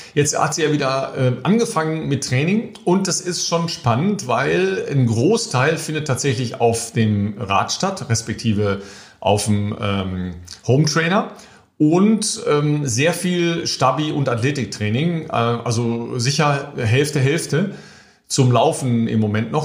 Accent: Germany; als Deutsche

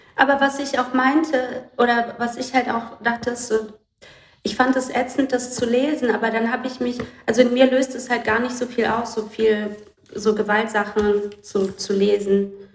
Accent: Brazil; moved away; Ich komme aus dem Land

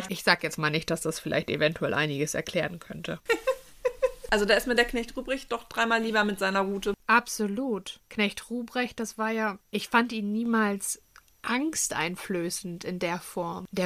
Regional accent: Northern Germany, Germany; bin ich froh, dass ich im Norden groß geworden bin.

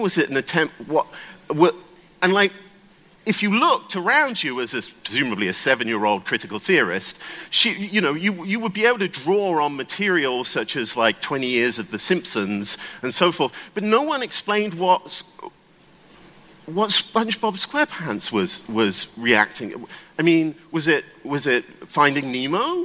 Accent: United Kingdom; now in United States; I'm British, um, and I'm actually based in the United States.

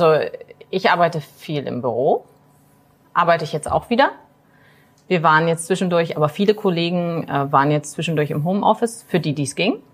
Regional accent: Magdeburg, Saxony-Anhalt, Germany; Ähm, bin äh, aus Magdeburg, bin hier zur Schule gegangen, ähm, habe hier auch studiert, habe aber meine Banklehre vorher im Harz gemacht, weil meine Familie aus dem Harz kommt.

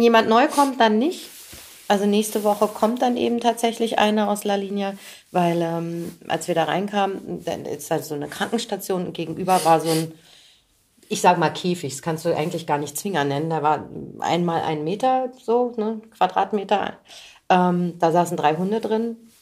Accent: Göttingen, Lower Saxony, Germany; now in Berlin, Germany; ich komme ja aus Göttingen, eine ja. Studentenstadt

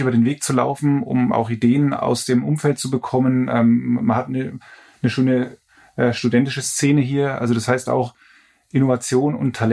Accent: Lichtenfels, Bavaria, Germany; ich komme aus Lichtenfels, das heißt, äh, ein Stück weit ist äh, natürlich auch Bamberg meine Heimat.

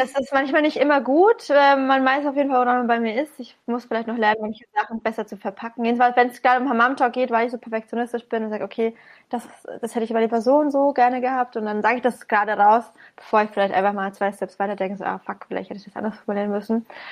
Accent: Bamberg, Bavaria, Germany; komme aus dem gebürtigen Frankenland, im schönen, wunderschönen Bamberg

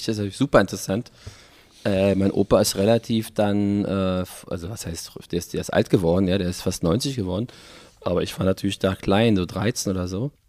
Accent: Berlin, Germany; accent: Berlin dialect; first language Berlin dialect; Ich bin in Westberlin geboren. Und dann aufgewachsen? Und dann aufgewachsen in Westberlin. Ah und dann auch äh, in Westberlin geblieben. Aber ich sehe mich trotzdem nie als Westberliner, sondern als Berliner.

